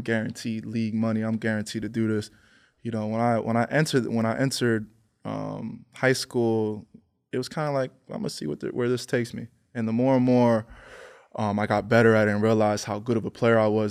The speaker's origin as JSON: {"language": "English", "region": "Pennsylvania", "country": "United States", "said": "I'm from Pennsylvania"}